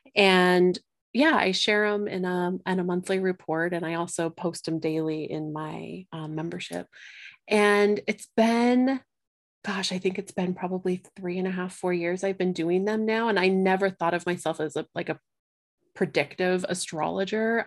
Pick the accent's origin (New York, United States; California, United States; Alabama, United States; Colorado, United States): Colorado, United States; I, um, live in Colorado, born and raised in Colorado